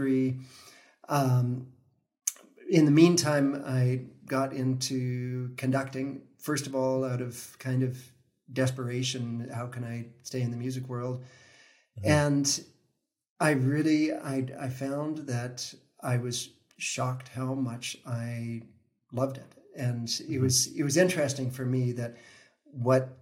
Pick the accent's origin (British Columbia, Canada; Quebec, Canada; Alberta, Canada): British Columbia, Canada; Vancouver; I grew up in Vancouver